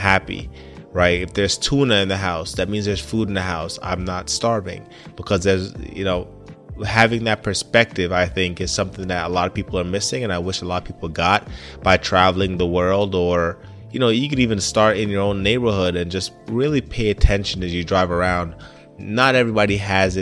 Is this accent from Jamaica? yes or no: yes; Jamaica; now in United States; Now, I grew up in Jamaica, or at least I was born in Jamaica and stayed there for some time